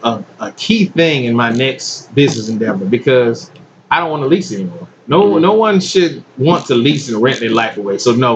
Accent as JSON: {"language": "English", "town": "Atlanta", "region": "Georgia", "country": "United States", "moved": "yes", "lives_now": "Columbia, United States", "said": "I'm originally from East Atlanta."}